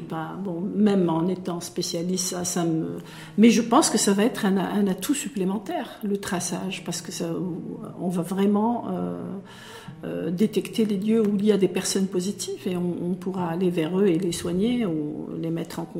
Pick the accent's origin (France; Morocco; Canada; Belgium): Morocco; chez nous, au Maroc